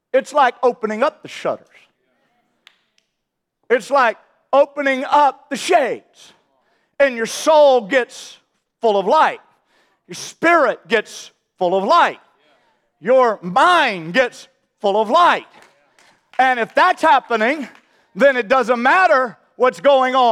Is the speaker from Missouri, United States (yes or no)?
yes; St. Louis, Missouri, United States; I grew up in St. Louis, Missouri